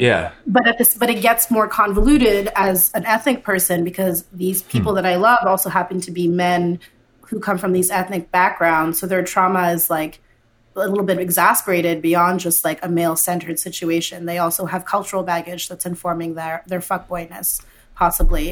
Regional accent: Canada; I grew up in Canada, right? I'm Canadian, whatever that means.

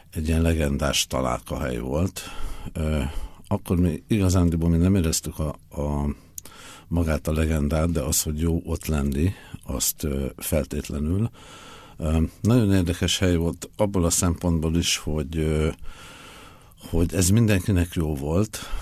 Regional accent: Budapest, Hungary; moved away as an adult; Én Budapesten születtem, és e, 1993-ig e, ott is éltem

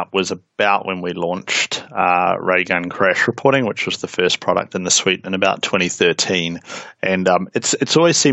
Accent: New Zealand; accent: Kiwi; I'm a Kiwi, hence the accent. I'm down here in New Zealand

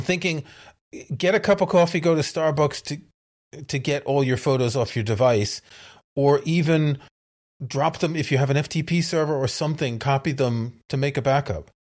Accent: New York City, New York, United States; New York City is my hometown

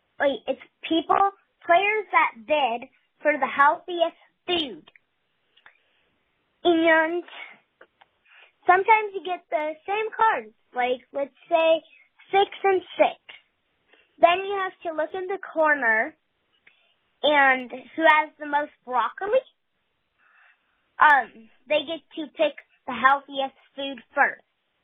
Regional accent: Minneapolis, Minnesota, United States; I'm from Minneapolis.

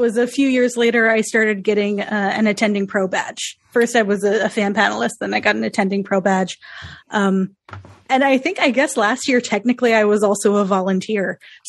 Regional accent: New York, United States; I'm a New Yorker.

